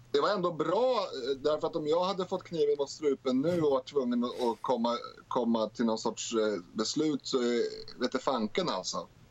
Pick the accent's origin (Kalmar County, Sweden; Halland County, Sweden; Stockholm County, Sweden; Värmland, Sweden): Stockholm County, Sweden; Stockholm; jag är född i Rinkeby